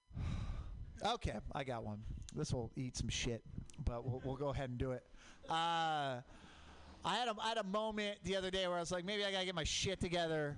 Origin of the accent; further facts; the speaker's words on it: Portland, Oregon, United States; I grew up in Portland, Mount Hood, volcanic